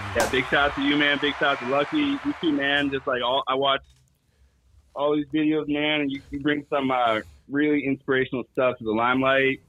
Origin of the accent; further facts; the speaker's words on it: East Bay, California, United States; I'm from the East Bay